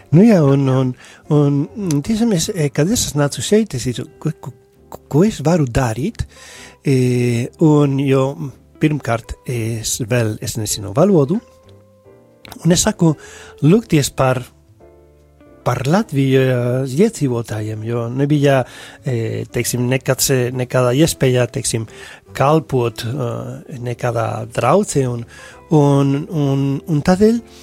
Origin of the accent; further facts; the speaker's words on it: Spain; Latvian is a second language; moved away as an adult; now in Latvia; es esmu šeit, šeit Latvijā, ņemot vērā, ka es esmu no Spānijas